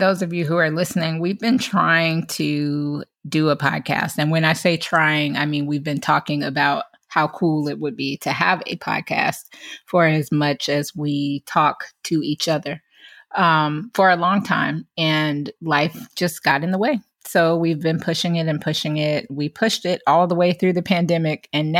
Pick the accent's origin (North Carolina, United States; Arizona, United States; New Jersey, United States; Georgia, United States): Georgia, United States; Atlanta; I moved to New York. Myzie moved to LA. I guess we should mention we're from Atlanta.